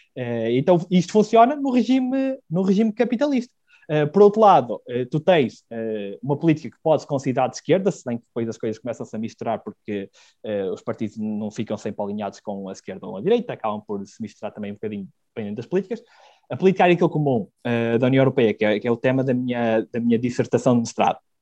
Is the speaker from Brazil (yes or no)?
no; Celorico de Basto, Norte, Portugal; moved away as an adult; also born or lived in Porto / Braga; eu sou natural de Celurico de Basto